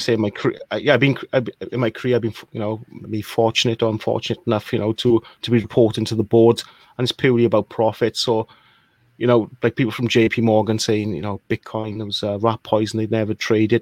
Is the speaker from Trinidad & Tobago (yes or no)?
no; Wales, United Kingdom; moved away; also born or lived in Birmingham, United Kingdom; I'm from a small country called Wales, which explains the accent.